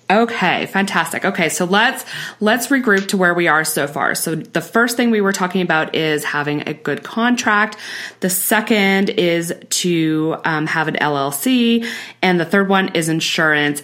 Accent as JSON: {"language": "English", "country": "Canada", "said": "we're Canadian"}